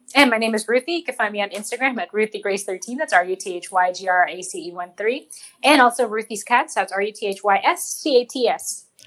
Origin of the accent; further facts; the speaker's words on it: United States; we're American